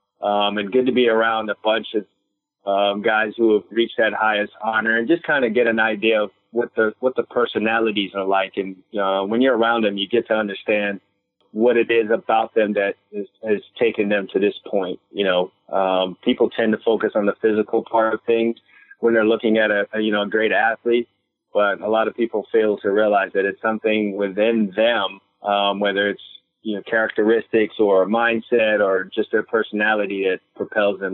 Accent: New York City, New York, United States; moved away; also born or lived in Trinidad / Florida; I was born in Brooklyn, quickly moved to Trinidad, lived there for 3 years of my life, came back into the United States when I was 5

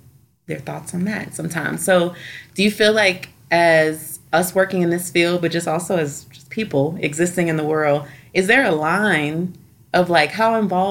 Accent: New Orleans, Louisiana, United States; I'm from New Orleans

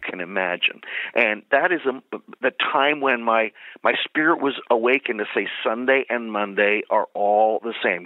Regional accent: Philadelphia, Pennsylvania, United States; also born or lived in Bethlehem, Pennsylvania; I was born and raised in the Philadelphia area

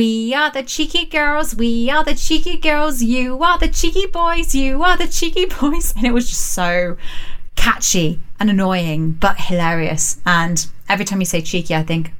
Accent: England, United Kingdom; us English people

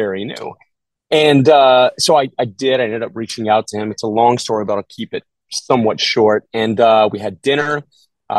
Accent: Texas, United States; moved away as an adult; also born or lived in Arizona / Los Angeles; I grew up doing theater in Texas

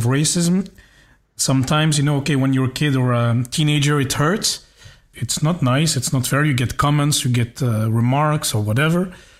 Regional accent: Belgium; also born or lived in India; I was born in India. I'm Belgian. But my parents are white. I mean, I'm adopted. So most of my life I have spent with white people, and all my family members are white except my sister, who's also adopted.

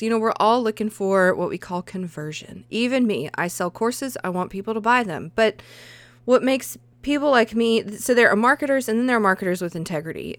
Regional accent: the South, United States; accent: southern; I think my accent comes out

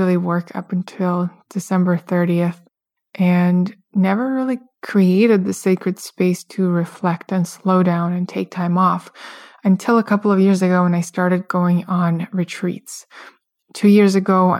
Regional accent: Russia; moved away; I grew up in Russia, where New Year's is the biggest holiday

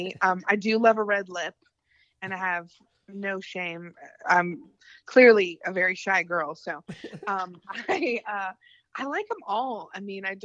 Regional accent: Gainesville, Florida, United States; moved away as an adult; also born or lived in Los Angeles, United States; now in Nashville, United States; where I grew up in Florida and all my family's from

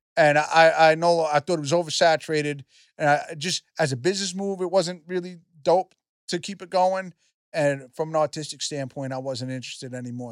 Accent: New York, United States; I'm from New York

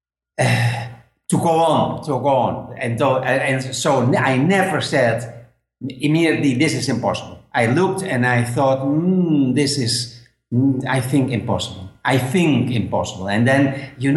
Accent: Netherlands; English is a second language; moved away as an adult; now in Spain; I'm living now in Spain, but I'm from Holland

